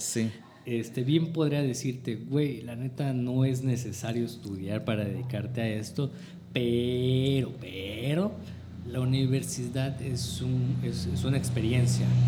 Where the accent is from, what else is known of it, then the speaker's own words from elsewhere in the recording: Chiapas, Mexico; also born or lived in Los Mochis, Sinaloa; muy pequeño o de muy joven me fui, me vine a vivir aquí a Chiapas